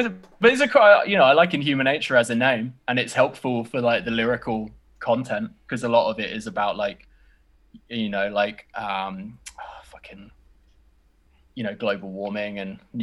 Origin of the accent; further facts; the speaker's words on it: United Kingdom; I'm British